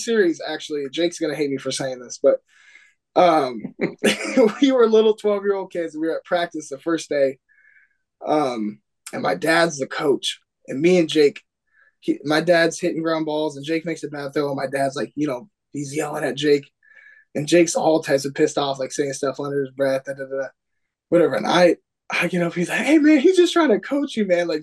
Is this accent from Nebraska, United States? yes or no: no; Ferndale, Washington, United States; we're from Ferndale